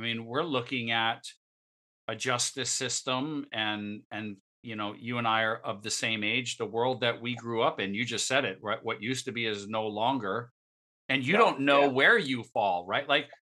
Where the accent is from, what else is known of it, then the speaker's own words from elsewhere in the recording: Northeast, United States; now in Palm Bay, United States; we came from the Northeast, we moved to Florida, and obviously Florida living is very different than Northeast living. Especially when you move from the New York, Connecticut area to ports, you know, places like Port St. Lucie, or now I live in Palm Beach, Palm Bay.